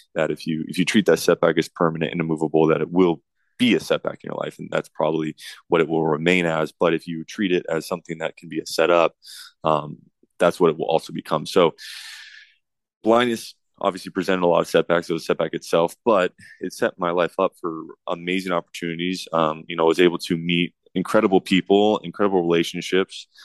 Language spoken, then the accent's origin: English; Southern California, United States; growing up in Southern California around the U S C Trojans